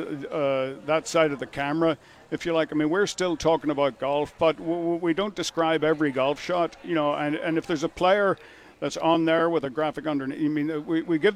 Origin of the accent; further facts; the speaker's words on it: Northern Ireland, United Kingdom; I grew up in Northern Ireland